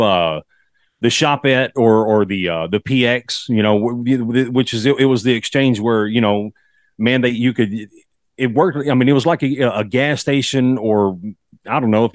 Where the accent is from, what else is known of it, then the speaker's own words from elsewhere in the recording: Texas, United States; accent: Texas; fellow Texas boy